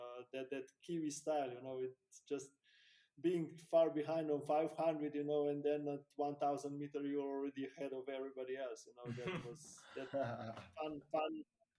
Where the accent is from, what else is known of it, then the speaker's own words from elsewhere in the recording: Slovenia; in my hometown, in my country